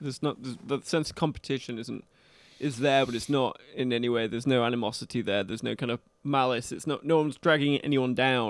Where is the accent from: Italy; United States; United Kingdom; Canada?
United Kingdom; Manchester, North West England; moved away; I'm from Manchester, England.